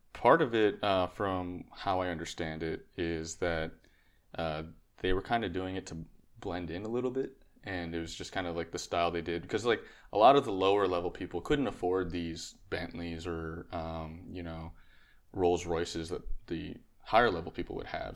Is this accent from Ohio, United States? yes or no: no; Connecticut, United States; moved away as an adult; also born or lived in Texas; I was originally from Connecticut, so I moved the car down to Texas